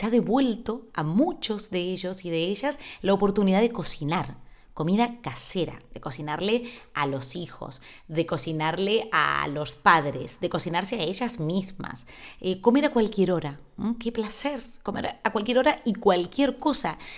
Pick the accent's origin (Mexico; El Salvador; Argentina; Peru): Argentina; now in Spain; Yo a esa isla llegué desde Argentina sin saber ni siquiera que se hablaba en un idioma que era distinto al castellano.